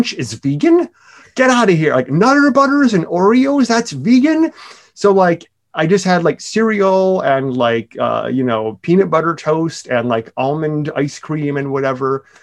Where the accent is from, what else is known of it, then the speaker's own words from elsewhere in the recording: Milwaukee, Wisconsin, United States; moved away; I'm from Milwaukee